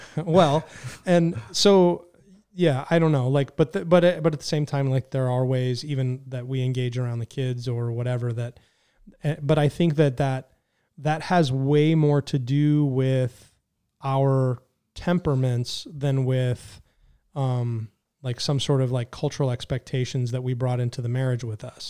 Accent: California, United States; I was raised in California

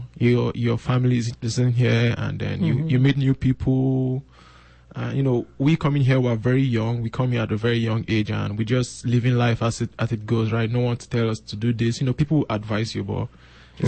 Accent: Nigeria; moved away as an adult; now in Regina, Canada; I'm from Nigeria

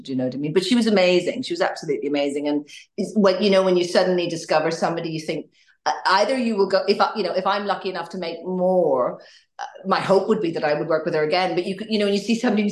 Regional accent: Northern Ireland, United Kingdom; also born or lived in Canada; I'm Northern Irish, grew up in Ireland, but I've spent a little bit of time in Canada

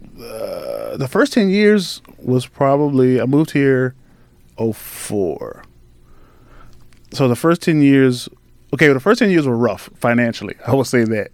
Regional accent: Halifax County, Virginia, United States; moved away as an adult; also born or lived in Richmond, Virginia; I grew up in Halifax County

